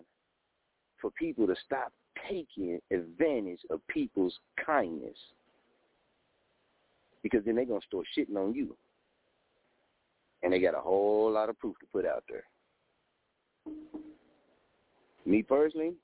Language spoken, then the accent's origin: English; Muskogee, Oklahoma, United States; moved away; also born or lived in Wichita, Kansas; I'm from Muskogee, Oklahoma. Just moved back to Muskogee, Oklahoma from Wichita, Kansas